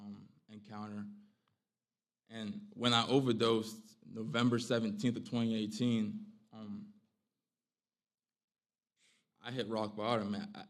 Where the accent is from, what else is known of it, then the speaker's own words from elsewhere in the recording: Phoenix, Arizona, United States; now in Polk County, United States; I'm 22 years old. I'm originally from Phoenix, Arizona. But my family and I, we moved over to a small town, Polk County, North Carolina.